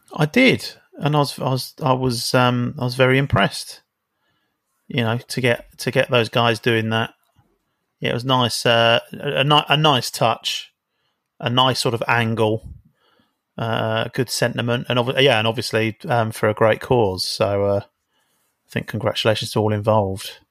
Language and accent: English; London, United Kingdom; I'm from South London